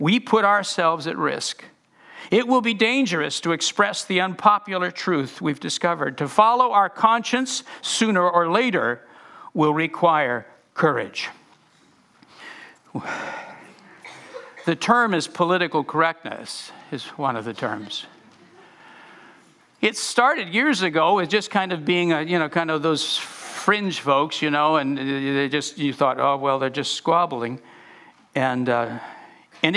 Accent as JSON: {"language": "English", "country": "United States", "said": "I had never been in an oppressed culture particularly before as an American."}